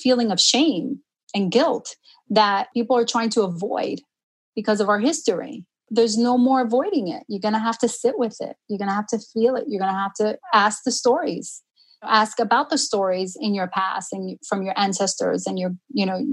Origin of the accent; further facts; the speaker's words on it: New York City, New York, United States; first language Spanish; English is a second language; also born or lived in Jamaica, Queens; now in Long Island, United States; I grew up in Harlem.